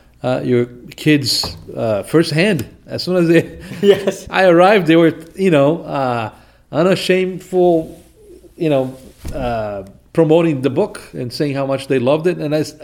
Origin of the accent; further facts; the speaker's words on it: Recife, Pernambuco, Brazil; now in United States; Recife, Brazil, northeast of Brazil. That's north of São Paulo, north of Rio de Janeiro.